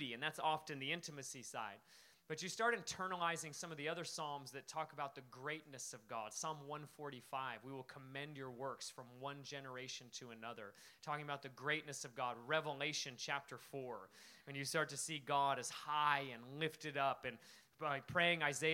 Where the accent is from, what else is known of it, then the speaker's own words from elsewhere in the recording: Alaska, United States; moved away as an adult; also born or lived in Spokane, Washington; I came from Alaska